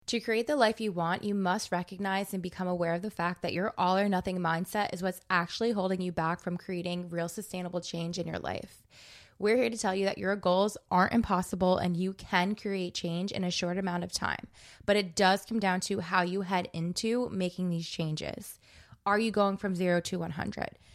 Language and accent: English; New Jersey, United States; I'm from New Jersey